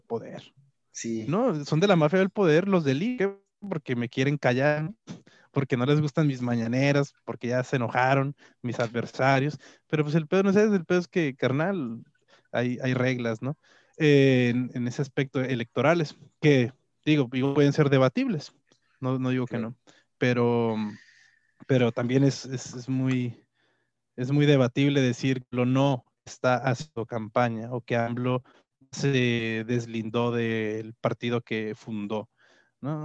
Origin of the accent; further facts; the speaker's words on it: Mexico; como mexicanos o como, como, pueblo mexicano